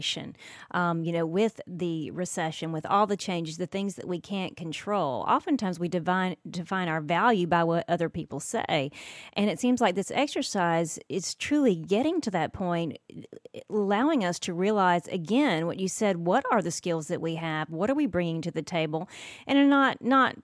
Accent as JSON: {"language": "English", "region": "the South", "country": "United States", "tie": "born or raised there", "said": "growing up in the South"}